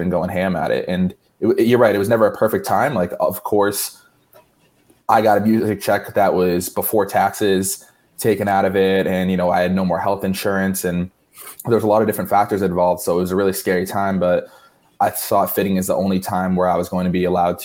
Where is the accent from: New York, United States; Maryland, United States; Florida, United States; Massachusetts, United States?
Massachusetts, United States; Barnstable; also born or lived in Boston; now in Miami, United States; Originally, I'm from Cape Cod, Massachusetts, specifically town of Barnstable